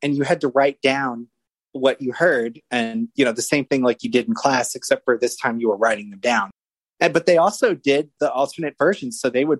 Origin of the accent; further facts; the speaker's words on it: Austin, Texas, United States; born there; To start off, I was born in Austin, Texas in 1986.